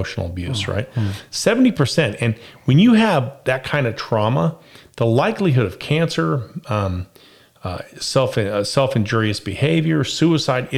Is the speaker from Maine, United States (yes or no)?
no; Las Vegas, Nevada, United States; I was raised in Las Vegas